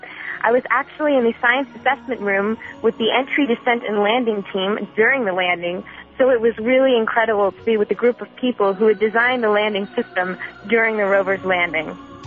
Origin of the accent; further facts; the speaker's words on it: Maryland, United States; I'm one of the student astronauts. I am from Maryland in the United States, and I'm 16 years old.